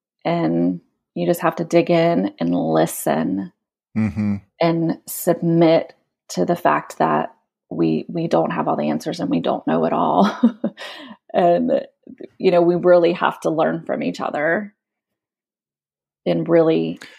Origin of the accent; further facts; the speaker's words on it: United States; now in Kenya; just because we're here and we're American